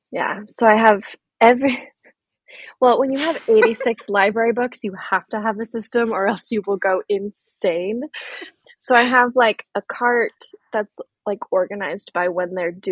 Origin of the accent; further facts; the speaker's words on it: California, United States; also born or lived in Oregon / Virginia / Tennessee / Missouri; so I'm from California, but I've lived in a lot of different places. I've lived in Oregon and Virginia and Tennessee and Missouri um, so been all over.